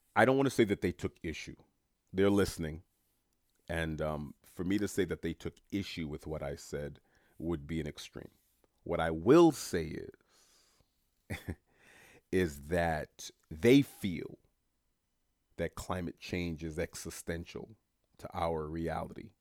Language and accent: English; New York City, New York, United States; I was born and bred in New York City. I was born in, uh, uh, Saint John's Hospital on Queens Boulevard